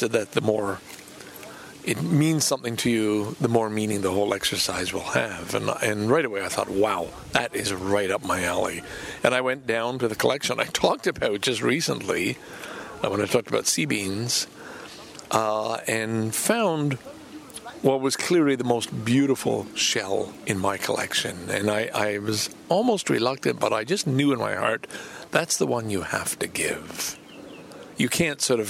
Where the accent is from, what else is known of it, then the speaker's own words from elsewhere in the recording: Lachine, Quebec, Canada; I grew up in Lachine, which was the site of a massacre